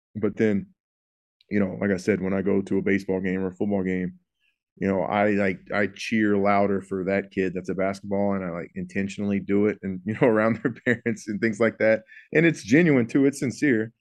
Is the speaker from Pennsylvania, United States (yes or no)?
no; Houston, Texas, United States; I'm from the Houston area